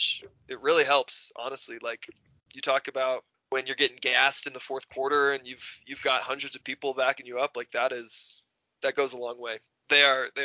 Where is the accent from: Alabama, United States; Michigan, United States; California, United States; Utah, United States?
Utah, United States; We're from Utah